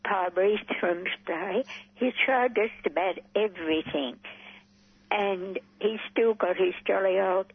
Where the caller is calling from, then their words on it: Camberwell, Victoria, Australia; I'm in Camberwell.